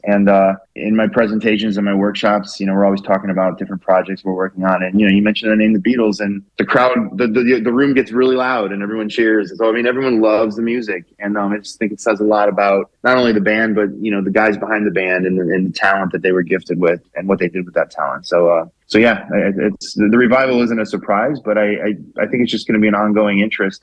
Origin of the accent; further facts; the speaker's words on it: Orlando, Florida, United States; I'm from Orlando